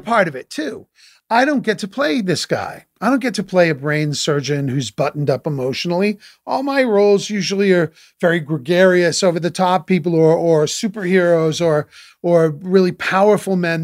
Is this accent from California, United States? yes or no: no; Boston area, Massachusetts, United States; I grew up in Boston, in the Boston area, not in Boston proper